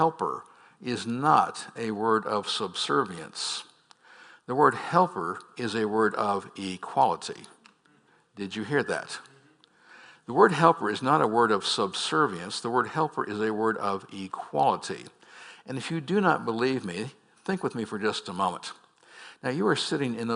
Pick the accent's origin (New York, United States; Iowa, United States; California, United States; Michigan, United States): California, United States; San Francisco; I was born in San Francisco